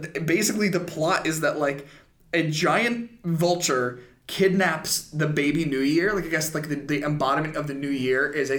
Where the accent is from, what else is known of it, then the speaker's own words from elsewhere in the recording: North Carolina, United States; moved away; I grew up in North Carolina where we didn't really have, like, white Christmases or anything.